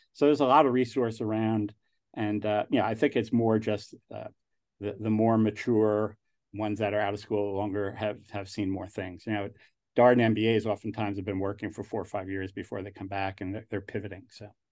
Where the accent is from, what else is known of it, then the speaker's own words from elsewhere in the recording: New York, United States; accent: New York; moved away; also born or lived in New Jersey; I grew up in New York